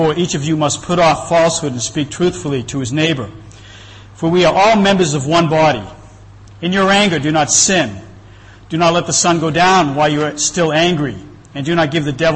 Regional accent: Boston, Massachusetts, United States; moved away; I'm from Boston. I've been here for quite a while

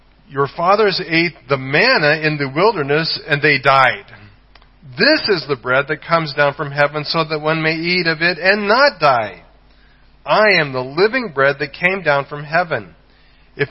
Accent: Colorado, United States; moved away; I'm from the state of Colorado

